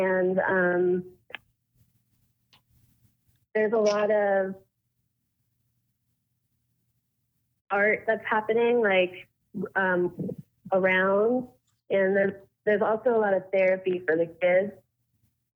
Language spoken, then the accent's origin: English; Coral Springs, Florida, United States; I grew up in Coral Springs. I went to school at Douglas.